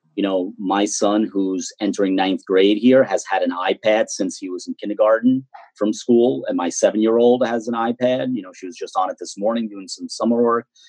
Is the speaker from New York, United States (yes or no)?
yes; Mineola, New York, United States; a lifelong Mineola resident uh, who has invested uh, in, um, in many ways a lot more than others in terms of living here, working here, growing up here.